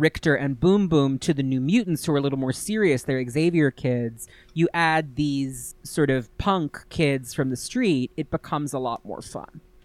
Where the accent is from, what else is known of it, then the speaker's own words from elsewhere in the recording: New York, United States; I'm from New York